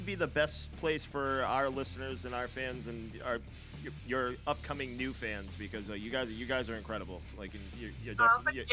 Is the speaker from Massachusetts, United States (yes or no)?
yes; Massachusetts, United States; We're from Massachusetts, USA.